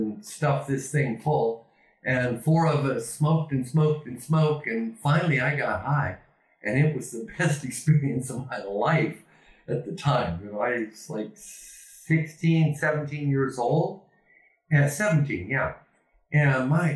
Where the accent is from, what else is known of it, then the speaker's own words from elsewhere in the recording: Ontario, Oregon, United States; moved away as an adult; now in Spain; I had more freedom in this country here than I did in my hometown of Ontario, Oregon.